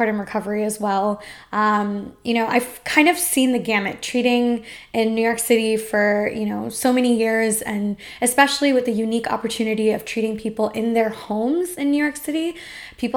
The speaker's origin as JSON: {"language": "English", "country": "India", "said": "as an Indian person who eats a lot of spicy food"}